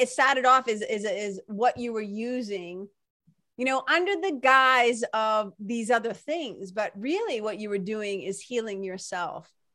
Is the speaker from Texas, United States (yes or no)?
no; Lawrence, Massachusetts, United States; when I was a kid growing up, where I grew up in Lawrence, Mass, Boston, Massachusetts